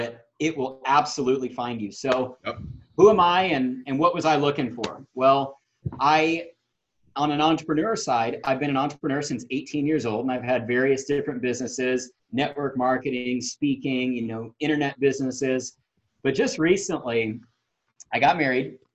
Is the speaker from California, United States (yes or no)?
no; Houston, Texas, United States; I'm from Houston, Texas